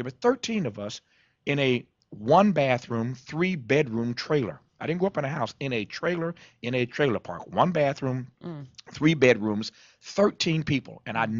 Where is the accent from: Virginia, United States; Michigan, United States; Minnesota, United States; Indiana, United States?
Indiana, United States; Kokomo; moved away as an adult; also born or lived in Mississippi; now in Los Angeles, United States; my hometown of Kokomo, Indiana.